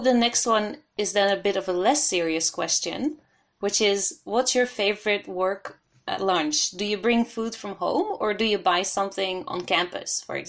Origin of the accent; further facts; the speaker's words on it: Haifa, Haifa District, Israel; Oh, good to hear that you like my hometown.